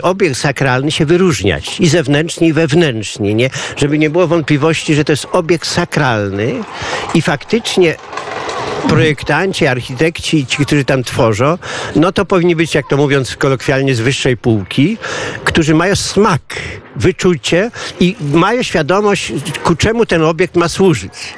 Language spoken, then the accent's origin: Polish; Janów area, Lublin Voivodeship, Poland; moved away as an adult; also born or lived in Zamość region; now in Tomaszów Lubelski, Poland; sam nie pochodzę z Zamojszczyzny, aż tam z części janowskiej, tak po części lubelskiej